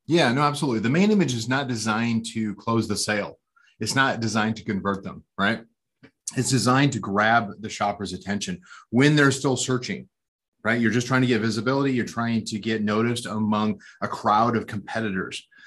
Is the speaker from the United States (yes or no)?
yes; outside Portland, Oregon, United States; I was born uh, outside of a city called Portland, Oregon, and which is up in the Pacific Northwest corner of the United States. And uh, yeah, I grew up there